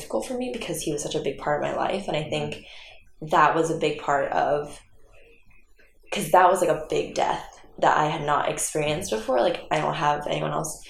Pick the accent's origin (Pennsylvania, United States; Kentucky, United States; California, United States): California, United States; San Jose; I'm originally from San Jose